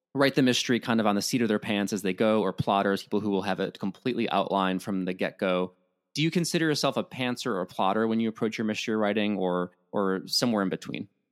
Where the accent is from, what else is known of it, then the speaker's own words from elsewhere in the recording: Midwest, United States; as a Midwesterner